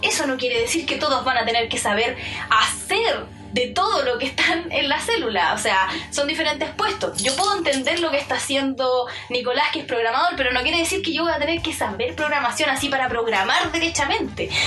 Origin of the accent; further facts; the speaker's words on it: Chile; nosotros somos chilenos